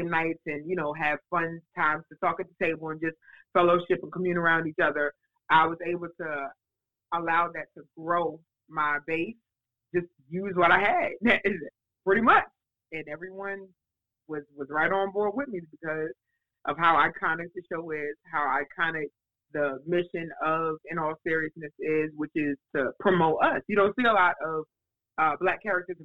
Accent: New York City, New York, United States; moved away as an adult; now in South Carolina, United States; when I was growing up in New York

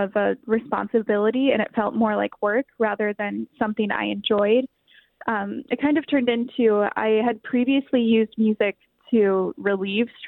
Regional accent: Dubuque, Iowa, United States; also born or lived in Waterloo, Iowa; I was born in Waterloo, Iowa, and then I moved to Dubuque when I was really young. So I mostly grew up there

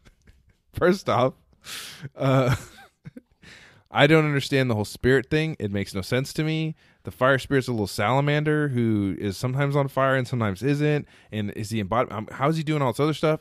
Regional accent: Texas, United States; I'm from Texas

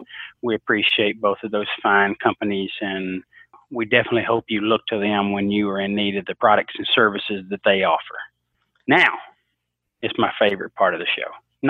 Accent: Alabama, United States; Huntsville, Alabama, my home state.

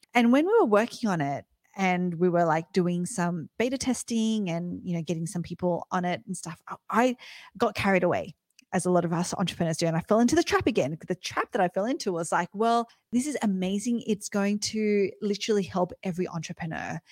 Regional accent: Australia; I'm, I'm Aussie, grew up in Australia

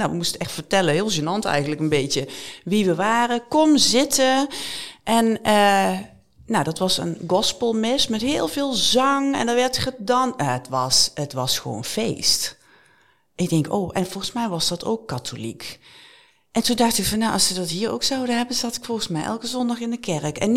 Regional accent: Netherlands; we zijn Nederlanders

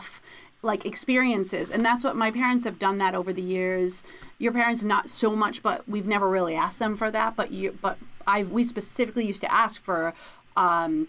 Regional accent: Warwick, Rhode Island, United States; I grew up in Warwick.

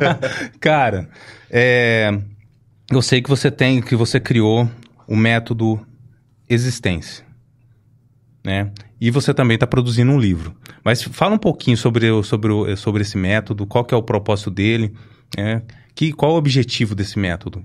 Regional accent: Ribeirão Preto, São Paulo, Brazil; eu cresci no Simeone, né, do lado do Avelino Palma

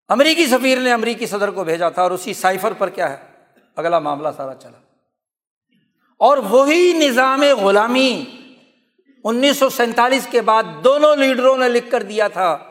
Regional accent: Bahawalnagar District area, Punjab, Pakistan; میں بھی اس علاقے کا رہنے والا ہوں

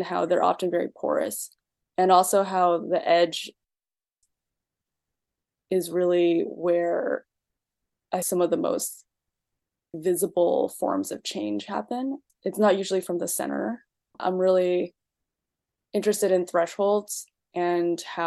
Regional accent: East Coast, United States; also born or lived in China / Pennsylvania / Boston; So I was born in China and I mostly grew up on the East Coast. I spent a lot of time in Boston Chinatown. And before that, I lived in a very predominantly white working class town in Pennsylvania.

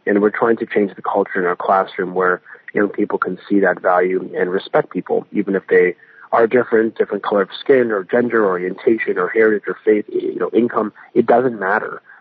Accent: Vaughan, Ontario, Canada; also born or lived in King, Ontario; I live in a beautiful community where I grew up in Vaughan and King

